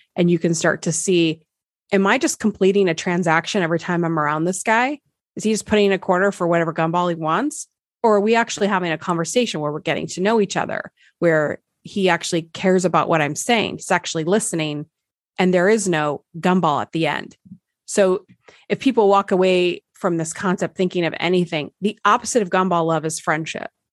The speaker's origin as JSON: {"language": "English", "region": "Nebraska", "country": "United States", "moved": "yes", "said": "I'm from Nebraska originally"}